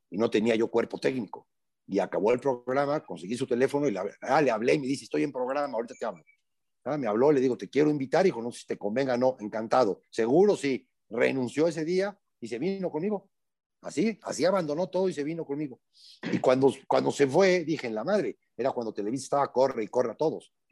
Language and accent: Spanish; Veracruz, Mexico; accent: jarocho; soy, muy jarocho yo hablando.